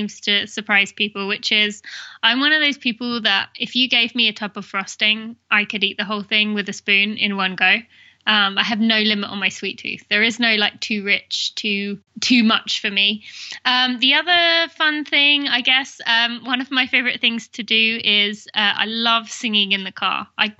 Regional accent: England, United Kingdom; accent: British; also born or lived in Indiana, United States / California, United States / Michigan, United States / Philadelphia, United States; now in Lexington, United States; which people could probably tell from my accent, which is Great Britain. I'm from England.

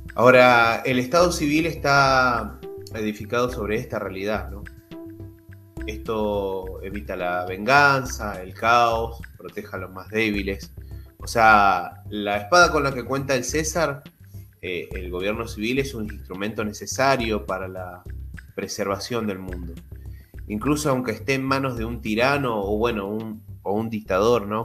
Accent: Argentina; yo soy de Argentina

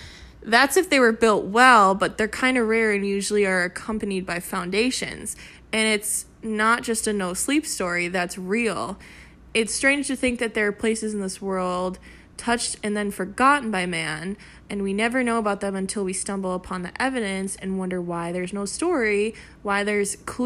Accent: St. Augustine, Florida, United States; Growing up in St. Augustine, it wasn't uncommon to find Spanish homes in weird places.

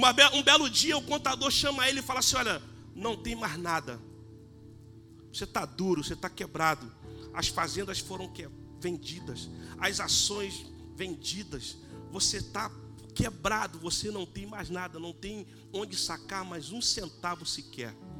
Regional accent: Brazil; Sou brasileiro

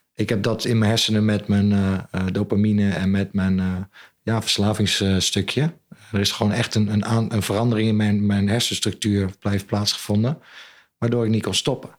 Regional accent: Zwolle, Overijssel, Netherlands; also born or lived in New Zealand / Ireland; Ik ben opgegroeid aan het Grote Kerkplein

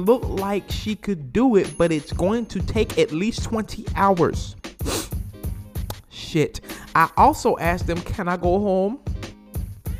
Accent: New Orleans, Louisiana, United States; accent: New Orleans; my New Orleans accent

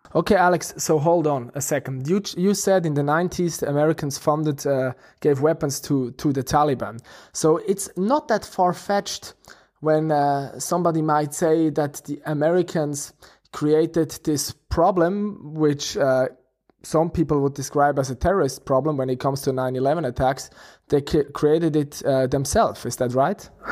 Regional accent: Switzerland; we are from Switzerland

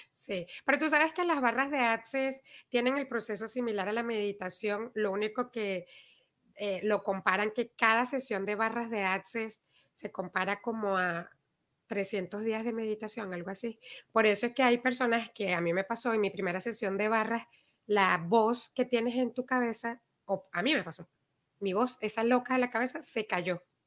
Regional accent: Venezuela; moved away; Nosotros que mm. venimos de Venezuela

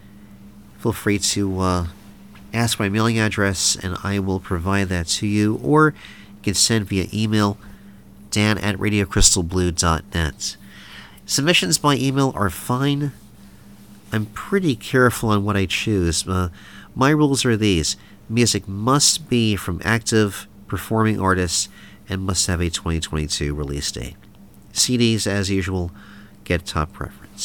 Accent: Texas, United States; also born or lived in Louisiana; I'm from Texas, where the liquor laws are 21, as opposed to 18 in Louisiana, just across the border

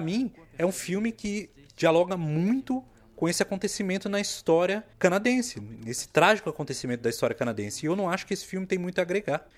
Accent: Brazil; nós que somos brasileiros

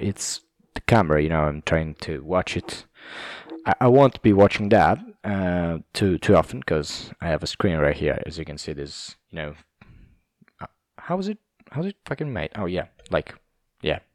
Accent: Southern Italy, Italy; English is a second language; I'm from South Italy

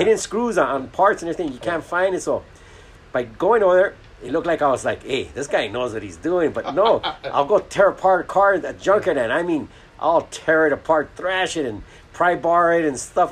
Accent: Los Angeles, California, United States; I grew up in Boyle Heights

